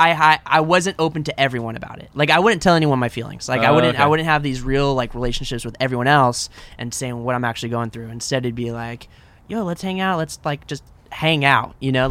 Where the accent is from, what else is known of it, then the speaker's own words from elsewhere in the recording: Orange County, California, United States; I grew up in Orange County.